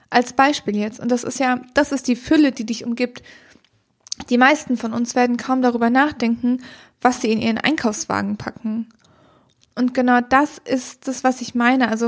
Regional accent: Germany; wir sind wahnsinnig privilegiert, hier in Deutschland aufgewachsen zu sein

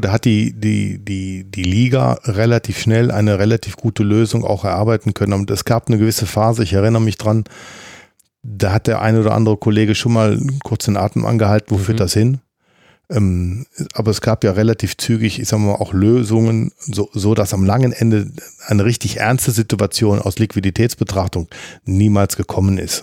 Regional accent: Mönchengladbach, North Rhine-Westphalia, Germany; als Gladbacher Junge, aufgewachsen auf der Birkelstraße

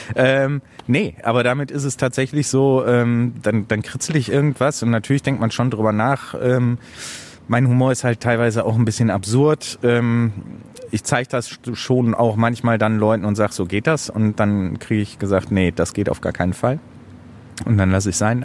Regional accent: Hamburg, Germany; also born or lived in Bochum; now in Essen, Germany; Also da ich in Hamburg geboren bin, ist Hamburg ein bisschen Heimat. Essen ist ein bisschen Heimat, weil ich da wohne.

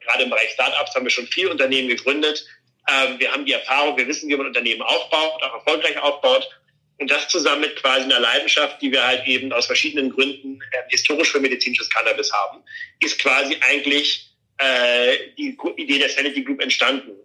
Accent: Flensburg, Schleswig-Holstein, Germany; moved away; in Flensburg, in meiner Heimatstadt

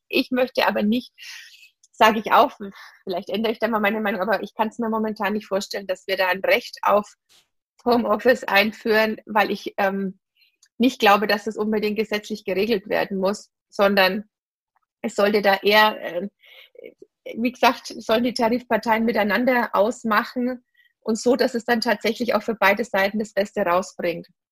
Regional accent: Bavaria / Franconia, Germany; Bayerin oder Fränkin

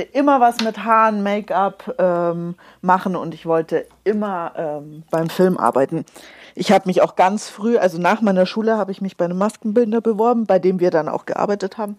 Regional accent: Munich, Bavaria, Germany; ich bin in München geboren, ich bin in München aufgewachsen

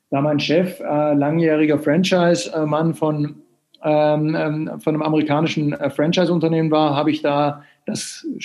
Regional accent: Sweden; now in Germany; Und ich bin äh, Schwede, wie man vielleicht am Namen hört, aber lebe ungefähr zwei Drittel meines Lebens schon in Deutschland.

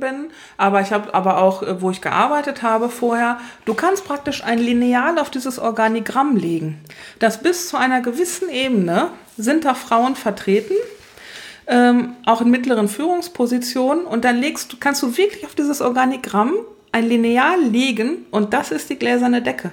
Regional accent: western Germany, Germany; Ich bin im Westen aufgewachsen

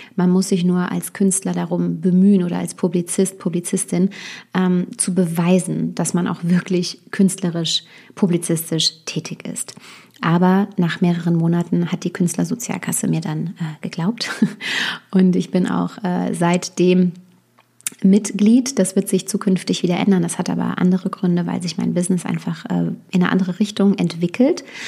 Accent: Westerwald, Rhineland-Palatinate, Germany; moved away as an adult; also born or lived in Düsseldorf; Ich bin äh, gebürtig aus Düsseldorf, aber ich habe meine ähm, Kindheit und Jugend eben hier im Westerwald verbracht, wo ich jetzt auch wieder bin

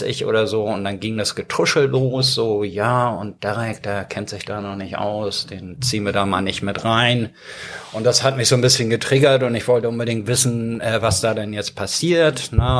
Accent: Hamburg, Germany; German is a second language; also born or lived in Ireland / Stuttgart; in Blankenese, wo ich groß geworden bin

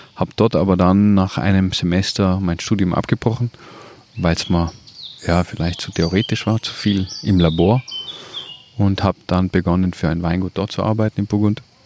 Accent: South Tyrol, Trentino-Alto Adige, Italy; bin aus Südtirol

